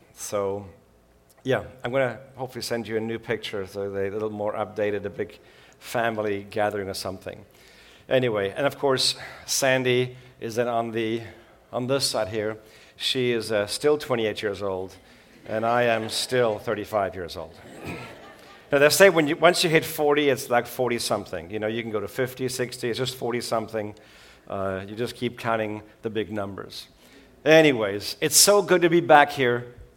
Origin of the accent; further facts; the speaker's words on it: Switzerland; moved away; also born or lived in South Africa; I grew up in Switzerland with a South African mom and a Swiss dad.